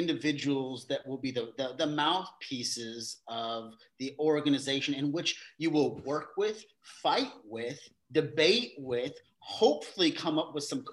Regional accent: Vallejo, California, United States; I grew up in Vallejo

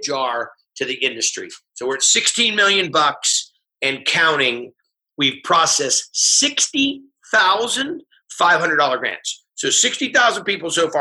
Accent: California, United States; it's my home state.

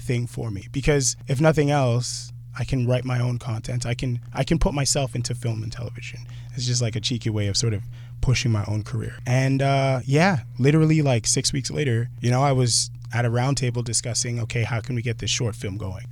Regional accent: Durham, Ontario, Canada; now in Scarborough, Canada; Durham, born and raised

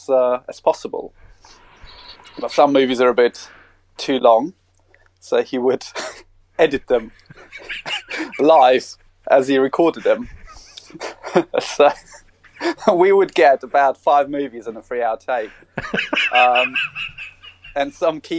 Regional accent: Russia; also born or lived in South Africa; now in Australia; The good old motherland, Russian Federation. Or USSR. Actually, it was USSR when I was born there

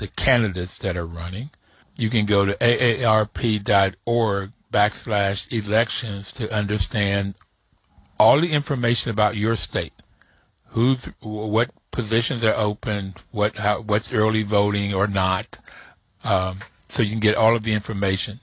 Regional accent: West Virginia, United States; moved away; I am originally from West Virginia

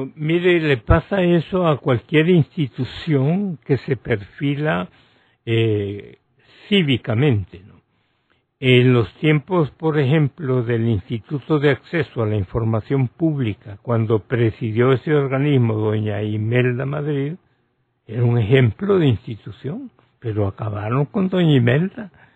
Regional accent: Honduras

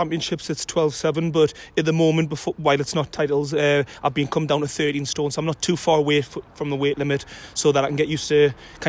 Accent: North East England, United Kingdom; obviously in my hometown as well

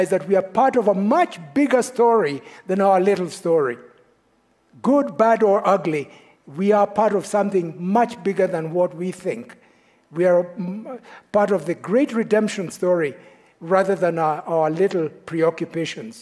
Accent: Kenya; moved away; I am from Kenya

